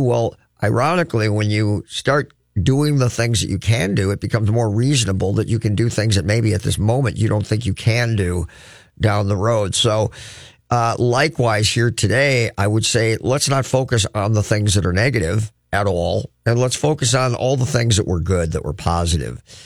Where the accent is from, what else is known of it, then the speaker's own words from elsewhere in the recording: Crookston, Minnesota, United States; now in Twin Cities, United States; I'm from Crookston, where winter legitimately is six, seven months long.